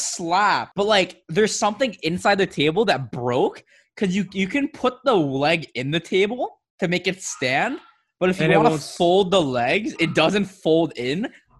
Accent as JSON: {"language": "English", "town": "Miami", "region": "Florida", "country": "United States", "tie": "born or raised there", "said": "Super Bowl's in my hometown."}